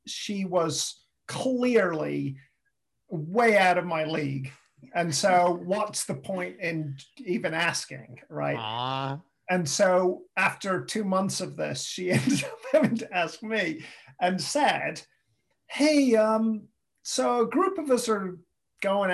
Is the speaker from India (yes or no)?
no; England, United Kingdom; moved away as an adult; also born or lived in St. Louis / West Virginia / Atlanta, Georgia; I'm from England